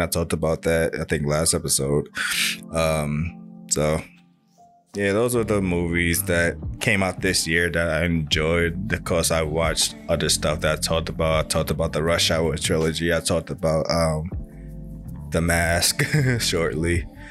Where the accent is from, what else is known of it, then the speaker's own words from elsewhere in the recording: New York City, New York, United States; we're all from Brooklyn